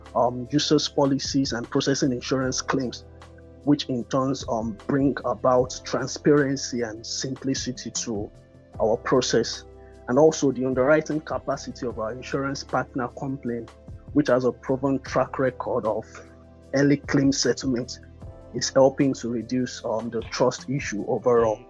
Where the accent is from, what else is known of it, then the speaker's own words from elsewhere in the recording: Nigeria; I'm a Nigerian born tech entrepreneur